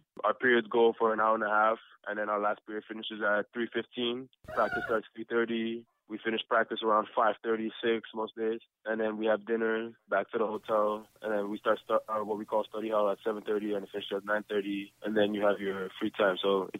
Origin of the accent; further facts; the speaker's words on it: Canada; as a Canadian kid, you never see those kind of crowds.